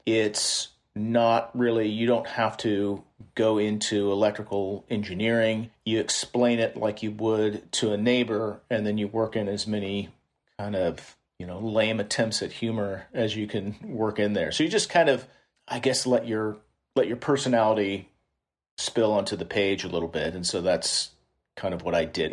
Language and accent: English; Kansas City, Missouri, United States; moved away as an adult; now in San Francisco Bay Area, United States; I'm, I'm from Kansas City